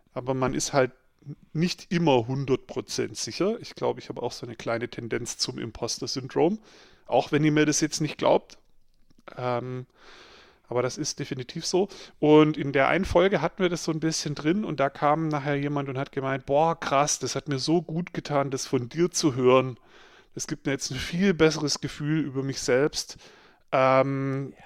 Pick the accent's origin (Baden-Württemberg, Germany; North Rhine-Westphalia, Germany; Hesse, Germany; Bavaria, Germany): Baden-Württemberg, Germany; Swabia; ich bin ja äh, im Schwabeländle aufgewachsen